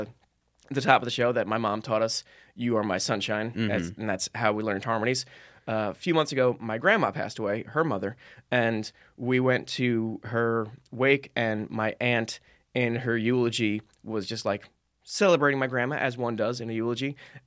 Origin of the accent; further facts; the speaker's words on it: New Jersey, United States; I grew up in New Jersey.